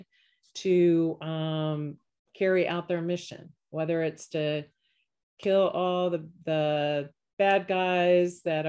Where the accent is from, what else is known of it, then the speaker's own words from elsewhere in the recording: Virginia, United States; moved away as an adult; also born or lived in Texas / Oklahoma / Florida / Colorado; now in Raleigh, United States; I grew up in Virginia